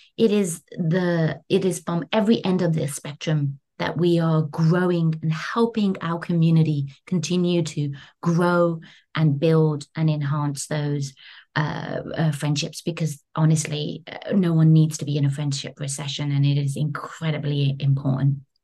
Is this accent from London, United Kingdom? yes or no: yes; London, United Kingdom; moved away as an adult; now in New York, United States; having been born and raised in London, UK